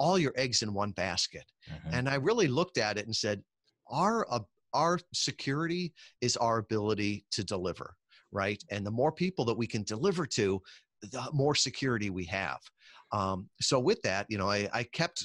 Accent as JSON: {"language": "English", "region": "Midwest", "country": "United States", "tie": "born or raised there", "said": "I grew up in the Midwest"}